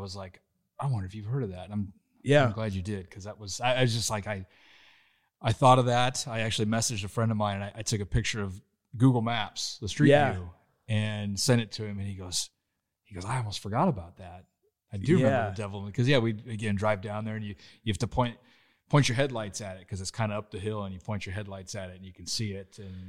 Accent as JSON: {"language": "English", "town": "Schuyler", "region": "Nebraska", "country": "United States", "tie": "born or raised there", "said": "I grew up in Schuyler."}